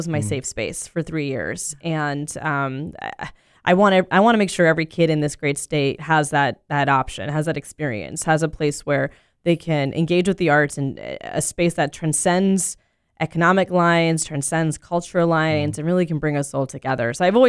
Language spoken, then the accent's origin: English; Orlando, Florida, United States; this is my hometown. I'm born and raised in Orlando. I went to public school K through 12